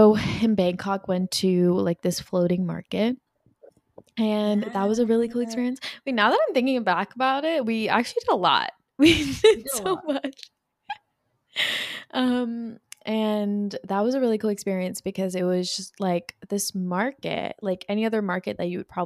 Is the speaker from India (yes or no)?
yes; India; We're from India.